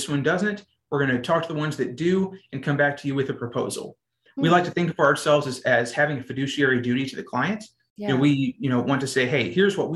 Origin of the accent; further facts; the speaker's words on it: Azle, Texas, United States; moved away as an adult; now in College Station, United States; I'm originally from a small town called Azle, Texas